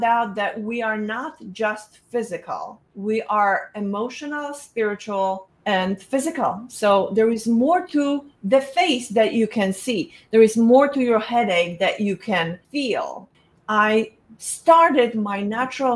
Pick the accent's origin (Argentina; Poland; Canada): Poland; moved away; I was born in Poland